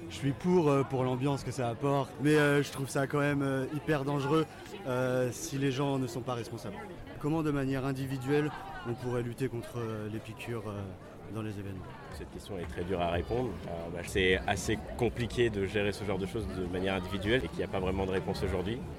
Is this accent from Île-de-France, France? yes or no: yes; Île-de-France, France; Parce qu'avec mes amis, on vient d'Île-de-France et on va pas repartir avec le cinquième siège de la voiture vide.